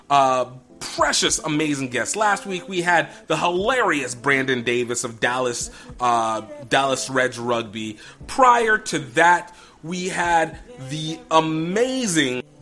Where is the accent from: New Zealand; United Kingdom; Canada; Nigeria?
Nigeria; I'm Nigerian